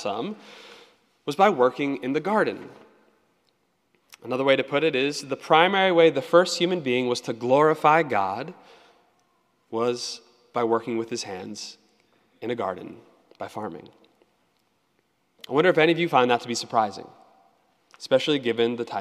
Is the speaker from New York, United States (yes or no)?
no; Annapolis, Maryland, United States; I grew up in Annapolis